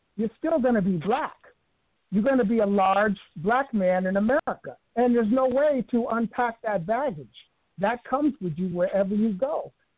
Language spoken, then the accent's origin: English; New York City, New York, United States; moved away; I grew up in the South Bronx of New York City